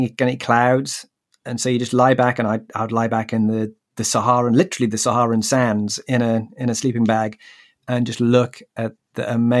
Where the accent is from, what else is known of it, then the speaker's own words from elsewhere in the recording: United Kingdom; I'm British.